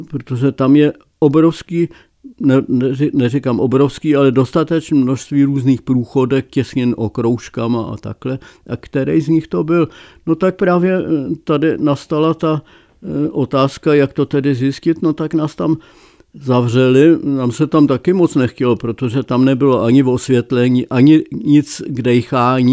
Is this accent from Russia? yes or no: no; Czechia; já jsem Čech jako poleno